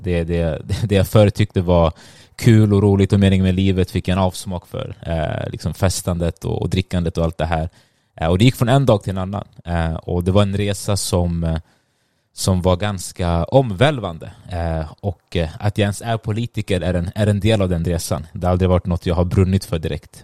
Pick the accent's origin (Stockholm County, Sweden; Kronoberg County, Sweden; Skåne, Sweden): Stockholm County, Sweden; also born or lived in Sundbyberg; jag är född och uppväxt i Sverige, eh, men mina föräldrar är från Eritrea